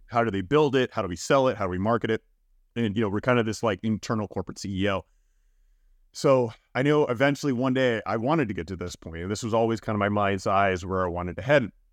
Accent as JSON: {"language": "English", "town": "Miami", "region": "Florida", "country": "United States", "tie": "born or raised there", "moved": "yes", "lives_now": "San Francisco, United States", "said": "growing up in South Florida, um, definitely, you know, pretty much i, in Miami for the most of my life, uh, being younger"}